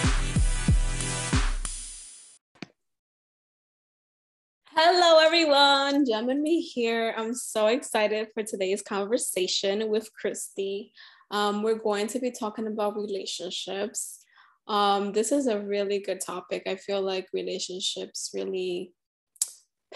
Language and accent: English; New York City, New York, United States; born or raised there